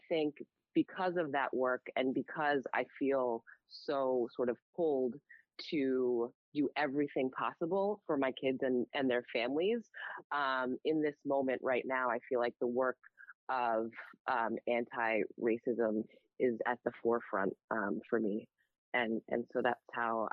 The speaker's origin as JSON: {"language": "English", "country": "United States", "tie": "born or raised there", "said": "a Black woman growing up in America"}